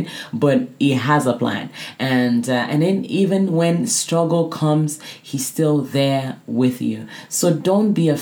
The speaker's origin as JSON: {"language": "English", "country": "Nigeria", "tie": "born or raised there", "also_born_or_lived": "Canada", "moved": "yes", "said": "I grew up in Nigeria"}